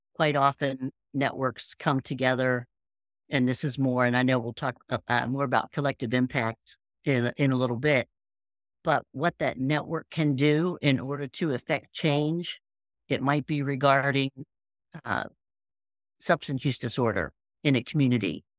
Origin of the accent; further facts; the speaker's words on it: Appalachia, United States; I'm from Appalachia.